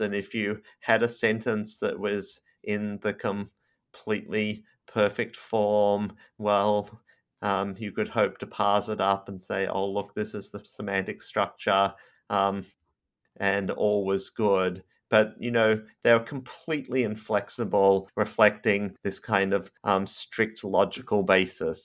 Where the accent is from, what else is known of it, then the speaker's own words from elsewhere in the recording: Australia; moved away as an adult; now in United States; I'm Australian